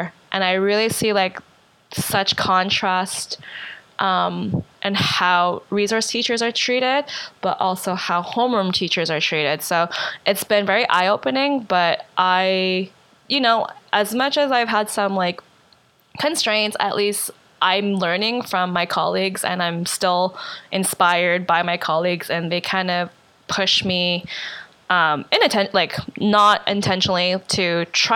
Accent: Winnipeg, Manitoba, Canada; also born or lived in Calgary; now in Montreal, Canada; From Canada, born and raised in Winnipeg, moved to Montreal from Calgary

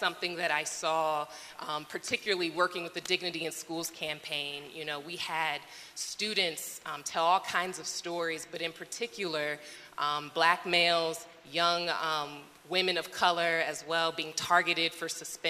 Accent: Maryland, United States; moved away; I'm from Maryland originally. Grew up in Maryland

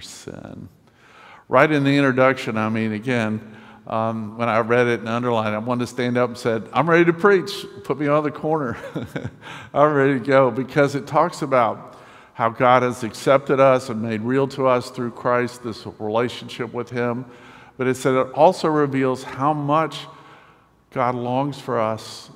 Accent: Winston-Salem, North Carolina, United States; I'm from Winston-Salem, North Carolina, temporarily living here for the next few months

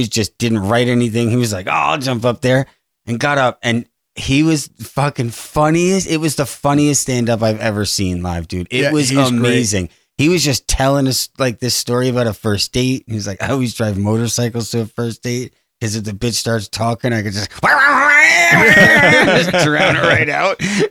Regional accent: New York, United States; Growing up in New York and working in radio

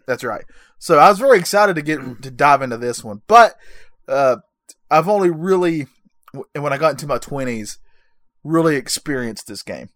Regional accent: North Carolina, United States; I'm, I'm from North Carolina

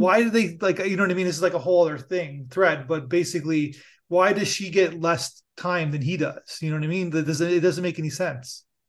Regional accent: Niagara Falls, Ontario, Canada; I'm from Niagara Falls

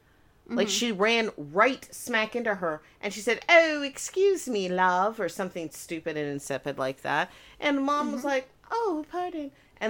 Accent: United Kingdom; I am also British, but I am from the place that Michael Caine is from.

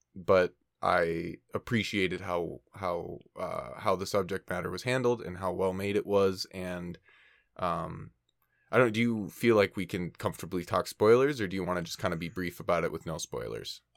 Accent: Minnesota, United States; now in California, United States; we're, we're both from Minnesota and I'm in California right now

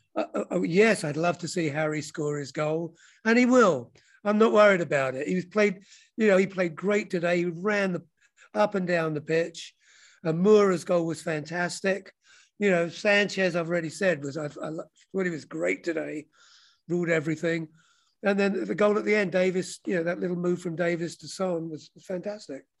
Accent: London, United Kingdom; now in United States; Well, I'm from London. Um, I grew up in Wembley.

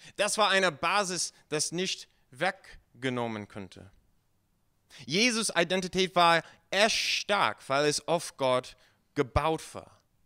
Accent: United States; German is a second language; now in Germany; Ich komme ursprünglich aus den USA.

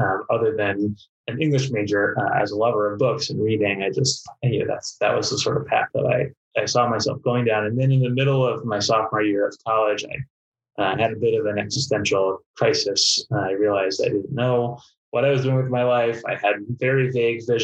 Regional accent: East Coast, United States; now in Duluth, United States; I grew up on the East Coast in a family of writers

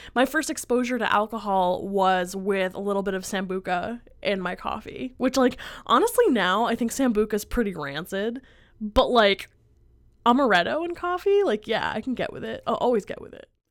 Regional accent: Pennsylvania, United States; moved away; I'm from Pennsylvania

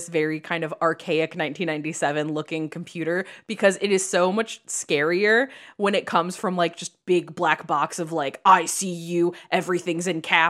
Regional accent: Chicago, Illinois, United States; Full disclosure, I say Cassandra because I'm from Chicago, and I know that that's not right.

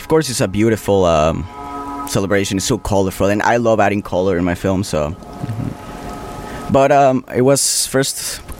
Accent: Mexico; I'm from Mexico.

